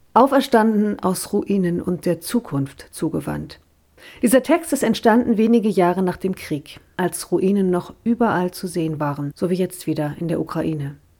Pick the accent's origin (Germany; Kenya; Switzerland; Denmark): Germany; East Germany; Als geborene Ossi